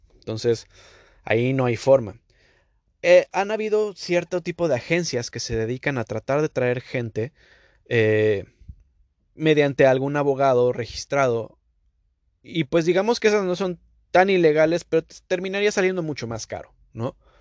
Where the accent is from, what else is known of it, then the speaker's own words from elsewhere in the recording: Mexico; now in Canada; Yo como mexicano